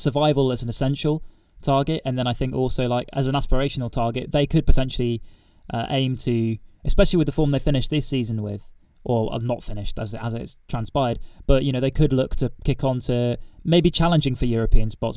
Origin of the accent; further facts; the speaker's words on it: Reading, South East England, United Kingdom; growing up in Reading